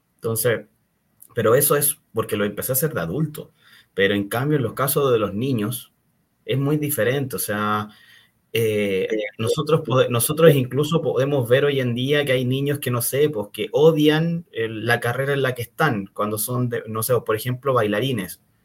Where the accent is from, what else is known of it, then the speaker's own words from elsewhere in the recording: Chile; soy chileno, eh, vivo principalmente acá